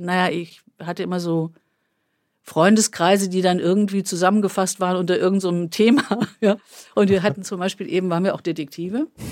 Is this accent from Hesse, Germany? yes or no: yes; Wetzlar, Hesse, Germany; ich war eben in dieser Fachwerkmitte quasi als Kind